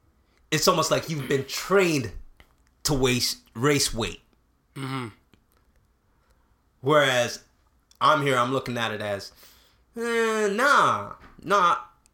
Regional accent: Canada; even though I grew up in Canada, and not to say that there's no racism here

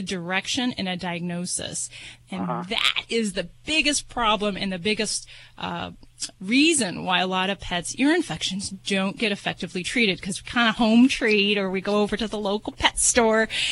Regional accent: Las Vegas, Nevada, United States; I'm from Vegas

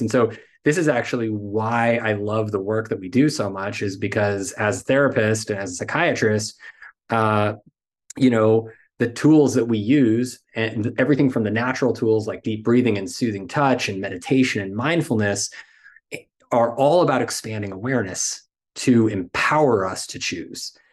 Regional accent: United States; as American men

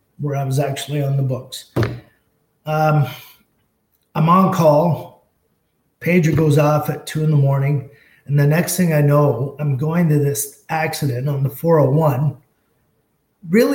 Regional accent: Colborne, Ontario, Canada; It was kind of my hometown. It's where I resided, in the little town of Colburn.

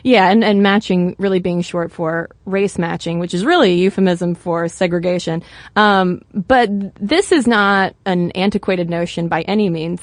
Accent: United States; an American sitting here

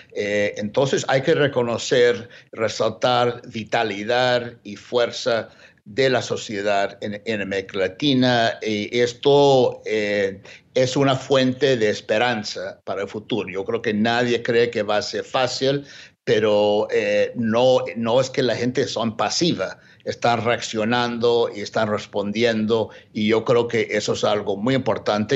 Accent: United States

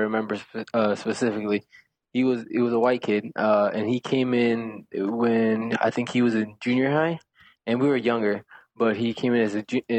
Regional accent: Alton, Texas, United States; moved away as an adult; now in New York, United States; I grew up in Texas.

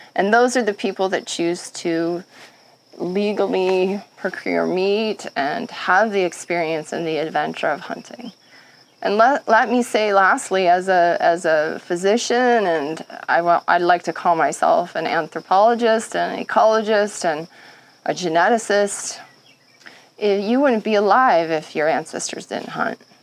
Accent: Montana, United States; growing up in Montana

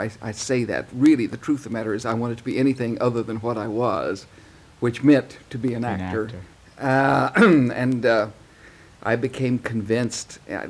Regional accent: western Texas, United States; moved away; I'm also from Texas.

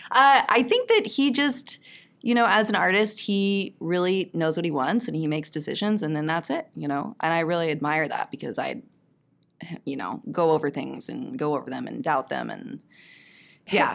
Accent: Texas, United States; moved away; I'm from Texas originally.

